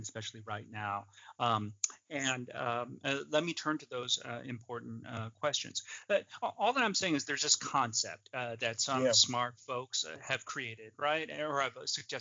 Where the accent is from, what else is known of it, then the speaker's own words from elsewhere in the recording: outside of Chicago, Illinois, United States; I grew up outside of Chicago, Illinois